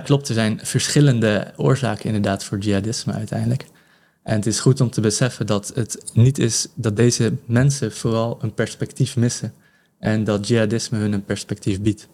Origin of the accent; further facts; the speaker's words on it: Netherlands; now in Benin; ik als Nederlanders